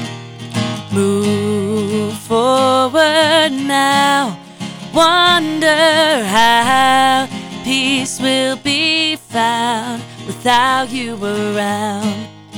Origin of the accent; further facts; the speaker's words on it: Londonderry, New Hampshire, United States; Me and my hometown do not have a good relationship. We don't. Who's your hometown? Londonderry.